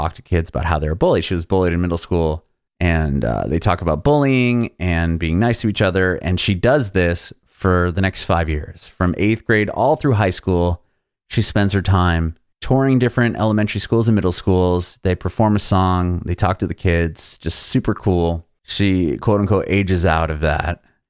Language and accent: English; San Diego, California, United States; now in Nashville, United States; I'm in Nashville, but I'm from California, San Diego.